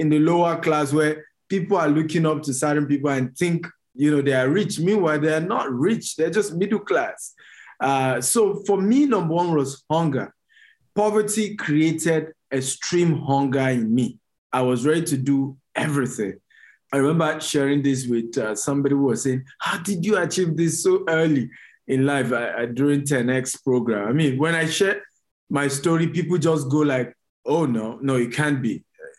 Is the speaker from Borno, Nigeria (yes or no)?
yes; Maiduguri, Borno, Nigeria; I was born in Maiduguri, it was the northern part of Nigeria.